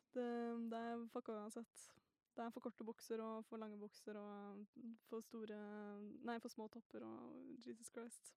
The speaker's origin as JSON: {"language": "Norwegian", "region": "Northern Norway", "country": "Norway", "said": "jeg også er jo nordlending"}